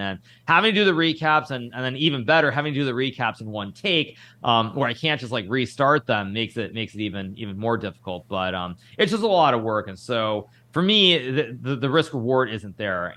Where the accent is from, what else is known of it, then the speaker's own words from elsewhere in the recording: United States; we're both Americans